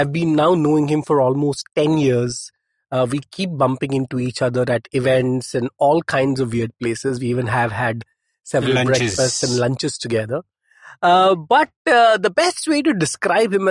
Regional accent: Mumbai, Maharashtra, India; I grew up in Chembur

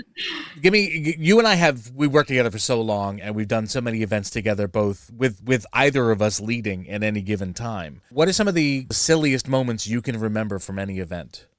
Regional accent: New Jersey, United States; I'm from Jersey

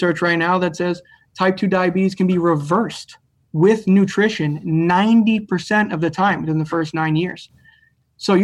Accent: Reading, Massachusetts, United States; We grew up in Reading, Mass. We all went to school in Reading High

